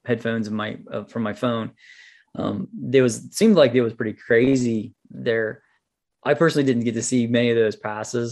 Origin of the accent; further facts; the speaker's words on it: United States; I'm an American